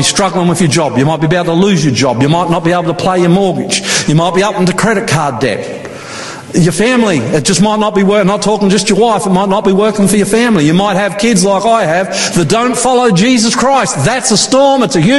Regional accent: Queensland, Australia; I grew up water skiing in Queensland next to beautiful Somerset Dam.

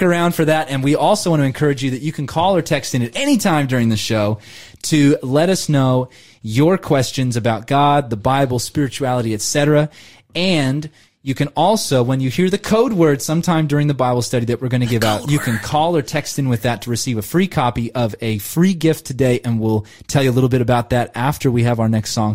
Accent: Riverside, California, United States; now in Sydney, Australia; I grew up in Southern California and I looked it up today. Riverside County, my hometown

